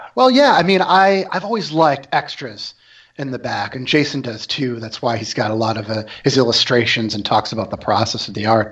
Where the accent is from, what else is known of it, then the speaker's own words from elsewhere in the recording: Syracuse, New York, United States; moved away as an adult; I'm from New York, from Syracuse, New York, and I came out here in 2000